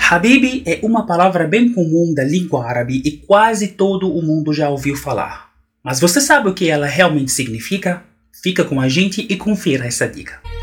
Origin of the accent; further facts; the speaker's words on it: Egypt; now in Brazil; sou egípcio morando no Brasil